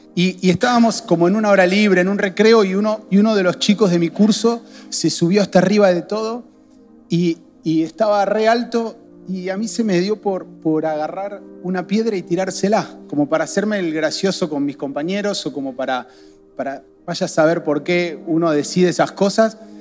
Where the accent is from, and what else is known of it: Argentina